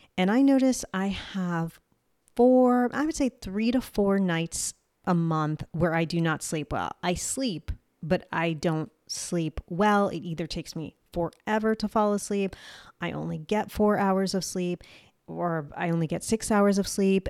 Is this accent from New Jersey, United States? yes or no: yes; New Jersey, United States; accent: Jersey; my Jersey accent